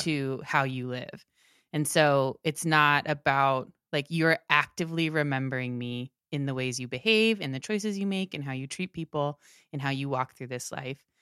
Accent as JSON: {"language": "English", "region": "Maryland", "country": "United States", "tie": "born or raised there", "said": "one of the churches where, that we went to when I grew up in Maryland"}